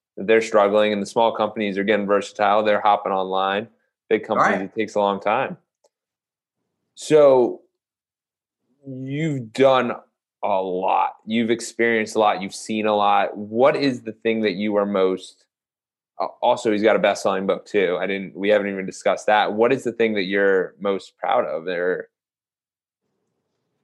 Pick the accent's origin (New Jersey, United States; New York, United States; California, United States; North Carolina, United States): New Jersey, United States; Ridgewood; moved away as an adult; also born or lived in Tampa, Florida / Nashville, Tennessee; I'm originally in New Jersey. Then I grew up in Ridgewood, New Jersey